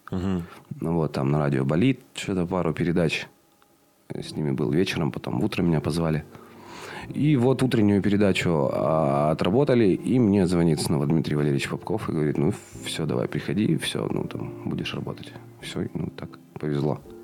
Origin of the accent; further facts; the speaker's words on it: Chernushka, Perm Krai, Russia; moved away as an adult; also born or lived in Kaliningrad / Poland; now in Perm, Russia; Родился в Чернушке, э, в городе ф, не, не очень приятном.